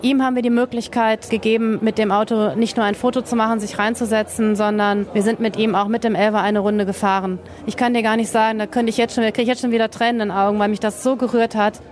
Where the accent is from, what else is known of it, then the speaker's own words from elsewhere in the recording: North Rhine-Westphalia, Germany; moved away; also born or lived in Sylt; ich komme aus Nordrhein-Westfalen